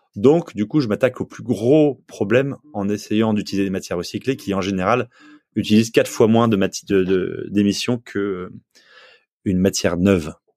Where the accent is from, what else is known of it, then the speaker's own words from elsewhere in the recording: Provence-Alpes-Côte d'Azur, France; now in Nantes, France; moi j'ai habité, j'ai grandi en Provence, en bord de mer